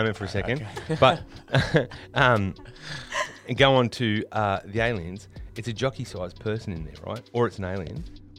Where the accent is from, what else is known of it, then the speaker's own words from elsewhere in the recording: Australia; we're just Australian and we just speak a little bit different.